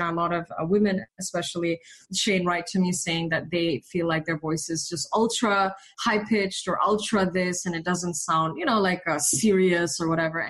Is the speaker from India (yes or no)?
yes; India; accent: British and Indian; also born or lived in Malaysia; now in United States; So my foundations are Asian. So British school in Malaysia, English school in India. So my accent was actually like British and Indian when I came to the States